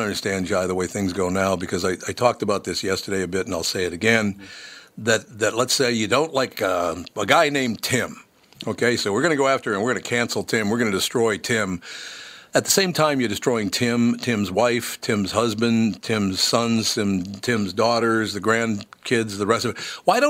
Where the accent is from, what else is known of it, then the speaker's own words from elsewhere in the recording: Minneapolis, Minnesota, United States; also born or lived in India; I grew up in South Minneapolis, just a few miles from George Floyd Square, and I'm proud to call Hennepin County my home.